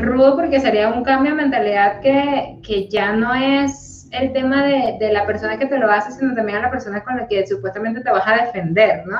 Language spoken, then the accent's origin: Spanish; Colombia; moved away; las colombianas somos, las personas colombianas somos un poquito más risueñas